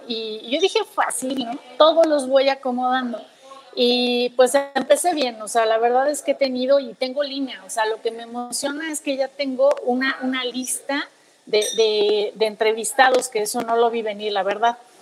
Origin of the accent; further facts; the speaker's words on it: Mexico; como mexicanos